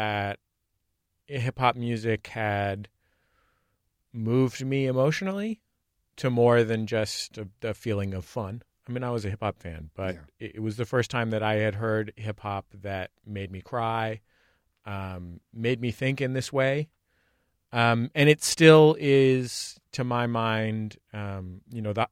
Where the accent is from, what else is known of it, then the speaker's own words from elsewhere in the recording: San Francisco, California, United States; I am from the San Francisco Bay Area. I'm from San Francisco